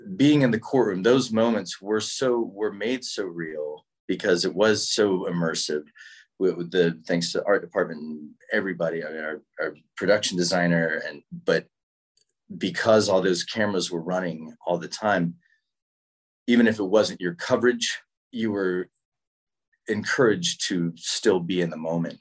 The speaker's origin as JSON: {"language": "English", "town": "Winston-Salem", "region": "North Carolina", "country": "United States", "also_born_or_lived": "Wilmington, North Carolina", "said": "I'm from North Carolina. I'm from Winston Salem, right right near Durham."}